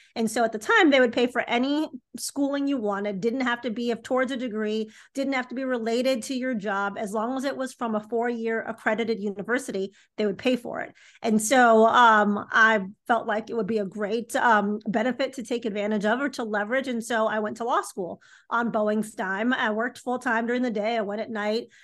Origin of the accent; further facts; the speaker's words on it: Chicago, Illinois, United States; I'm from Chicago, Illinois. I grew up in the city